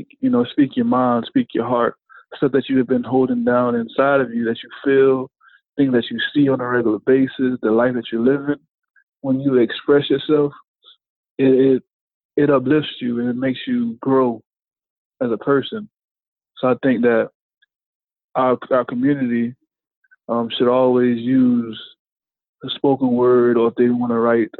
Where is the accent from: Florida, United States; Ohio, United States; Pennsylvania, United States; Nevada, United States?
Florida, United States; Miami; now in Daytona, United States; I'm coming from Miami, living in Daytona